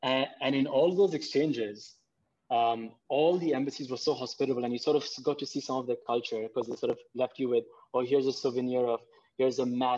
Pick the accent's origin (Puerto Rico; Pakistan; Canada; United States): Pakistan; first language Urdu; English is a second language; So I go, oh, I'm from Pakistan. And he goes, oh, okay. So do you speak your mother tongue? I was like, yeah, I speak Urdu at home.